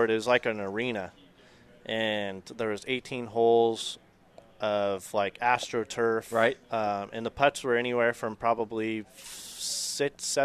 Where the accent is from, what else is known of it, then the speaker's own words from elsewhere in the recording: Las Vegas, Nevada, United States; Born and raised in Vegas, and a couple of my college buddies and I went down there